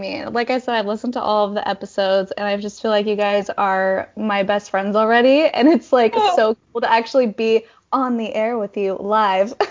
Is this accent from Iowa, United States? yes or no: no; Tremonton, Utah, United States; I was born and raised in Utah, um, up in Tremonton